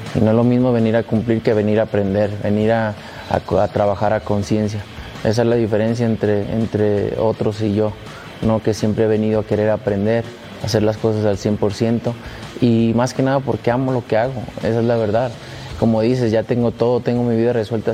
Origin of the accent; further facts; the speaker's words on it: Guadalajara, Jalisco, Mexico; Guadalajara, en mi tierra